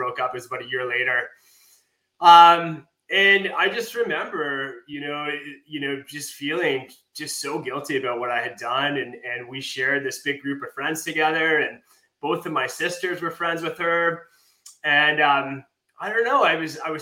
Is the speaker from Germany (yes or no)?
no; Calgary, Alberta, Canada; also born or lived in Lethbridge; I was going to school in Lethbridge and I'm from Calgary